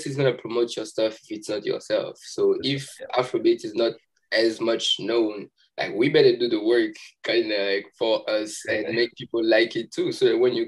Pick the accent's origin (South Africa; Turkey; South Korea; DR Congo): DR Congo; Kongo Central; moved away as an adult; now in United States; we grew up back home, but we didn't have a lot of association with our tribe